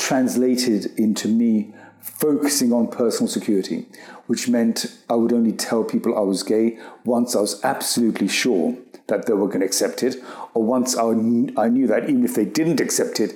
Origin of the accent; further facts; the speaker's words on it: United Kingdom; being British, Indian and gay, because in one sense you were already a minority being British Indian